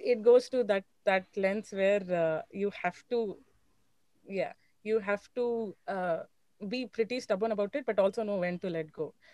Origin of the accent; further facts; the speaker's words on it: Chennai, Tamil Nadu, India; I'm from Chennai